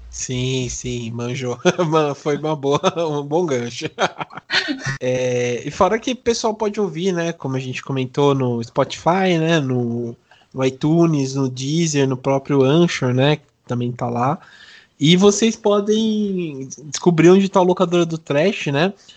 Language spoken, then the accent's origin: Portuguese; Brazil; tanto como brasileiro